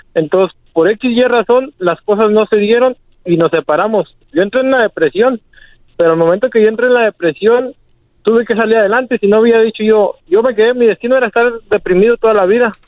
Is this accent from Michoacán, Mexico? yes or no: yes; Uruapan, Michoacán, Mexico; now in Argyle, United States; Estamos aquí en Argile, Texas. Somos de Uruapan, Michoacán